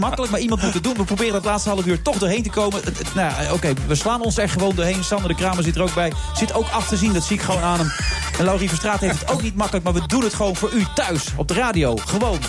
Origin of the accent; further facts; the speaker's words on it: Cuijk, North Brabant, Netherlands; Ik kom uit Kuik